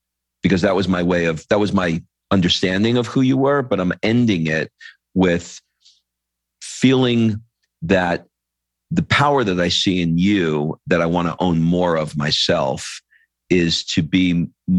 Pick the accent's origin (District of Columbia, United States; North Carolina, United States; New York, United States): New York, United States; New York City; I grew up in New York. My dad was an alcoholic and I got beat a lot. And the way that I dug myself out of a crappy Queens, New York apartment